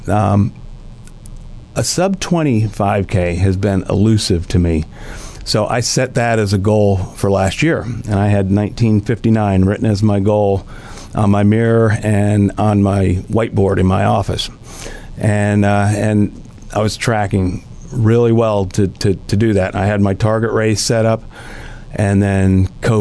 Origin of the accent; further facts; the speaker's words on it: Wilkes-Barre, Pennsylvania, United States; moved away as an adult; also born or lived in Philadelphia area / Lancaster County, Pennsylvania; now in Tennessee Valley, United States; I grew up in the Wilkes-Barre area